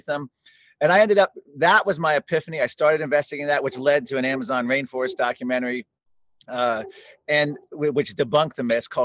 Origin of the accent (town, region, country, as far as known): McLean, Virginia, United States; born or raised there; also born or lived in Washington, District of Columbia, United States